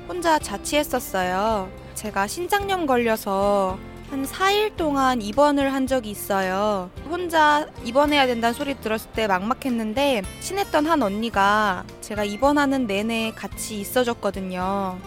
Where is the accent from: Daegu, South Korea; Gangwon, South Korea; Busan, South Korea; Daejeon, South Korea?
Daejeon, South Korea; moved away as an adult; also born or lived in Seoul; now in Paju, South Korea; 저는 대전 출신인데요